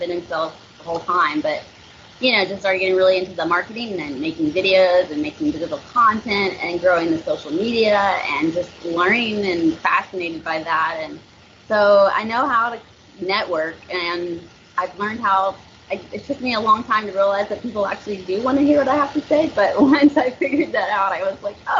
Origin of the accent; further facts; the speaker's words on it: Nashville, Tennessee, United States; accent: twang; moved away as an adult; now in Naples, United States; I was born and raised in Nashville